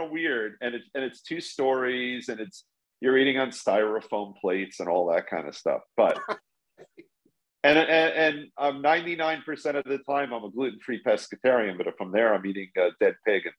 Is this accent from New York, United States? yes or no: yes; New York City, New York, United States; I'm born in Brooklyn, so I'm a sort of native New Yorker.